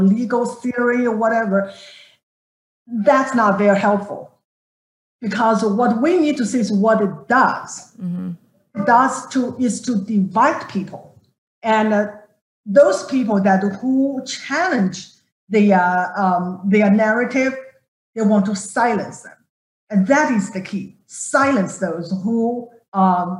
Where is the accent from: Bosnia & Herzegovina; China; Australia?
China; moved away as an adult; now in United States; growing up in China